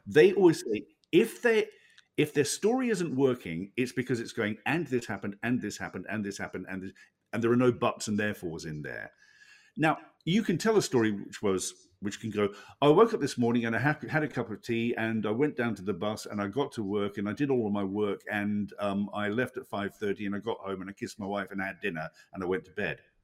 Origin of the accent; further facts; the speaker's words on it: Hobart, Tasmania, Australia; we, we're both from Tasmania, as it turns out. We were both born in, in Hobart.